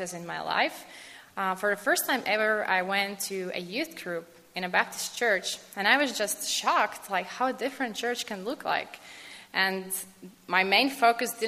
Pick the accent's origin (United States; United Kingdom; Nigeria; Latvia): Latvia; moved away; I come from Latvia.